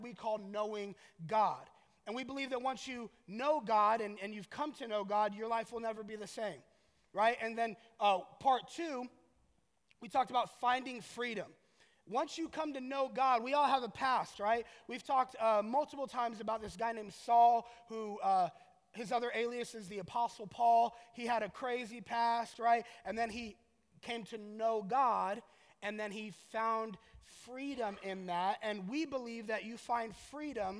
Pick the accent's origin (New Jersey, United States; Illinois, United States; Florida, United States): Florida, United States; Orlando; I'm from Orlando